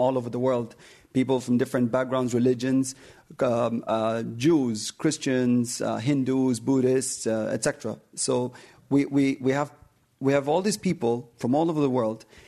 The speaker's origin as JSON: {"language": "English", "country": "United Arab Emirates", "tie": "born or raised there", "said": "I'm from the United Arab Emirates"}